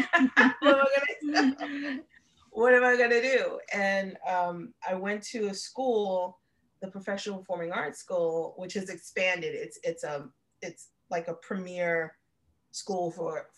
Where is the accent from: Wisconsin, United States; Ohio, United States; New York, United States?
New York, United States; New York City; I'm from New York City